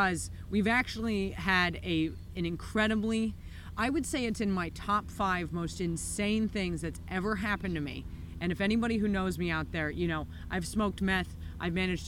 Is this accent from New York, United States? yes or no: yes; New York, United States; moved away as an adult; now in Melbourne, Australia; I come from New York